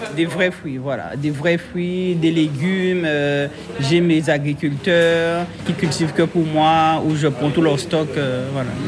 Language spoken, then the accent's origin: French; Guadeloupe; je suis une Guadeloupéenne